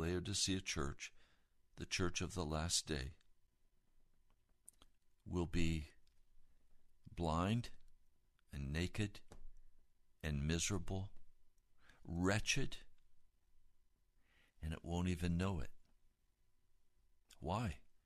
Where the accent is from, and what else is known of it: United States; also born or lived in Occoquan River, Virginia